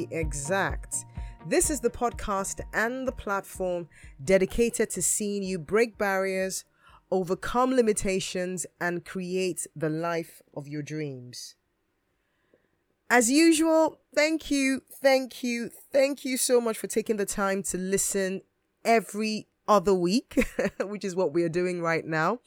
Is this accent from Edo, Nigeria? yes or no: yes; Edo, Nigeria; now in United Kingdom; I'm from the Bini tribe, also known as the Edo tribe, and we are located in the Midwestern part of Nigeria in a state which is called, unsurprisingly, Edo State